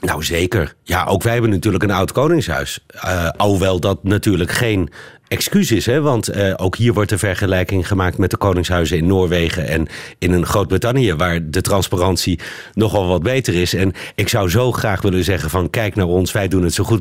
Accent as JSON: {"language": "Dutch", "country": "Netherlands", "said": "wij Nederlanders"}